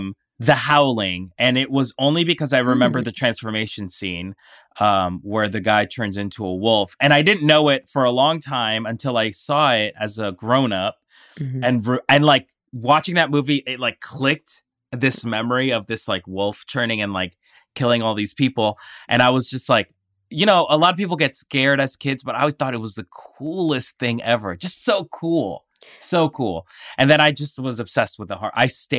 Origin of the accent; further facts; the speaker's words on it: Colombia; So I'm from Colombia, and where I'm from, one of my aunts owned a video store, a very, very small video store.